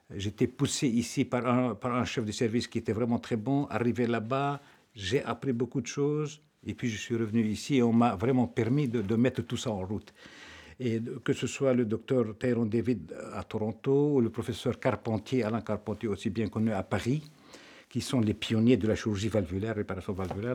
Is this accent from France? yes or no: no; Lebanon; moved away as an adult; now in Belgium; je suis né au Liban. Euh, je suis donc euh, le quatrième d'une famille de neuf